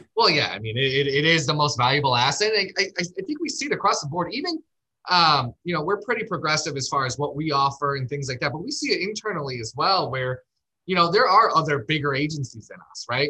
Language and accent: English; Chicago, Illinois, United States; now in Scottsdale, United States; I'm from Chicago, but I live in Scottsdale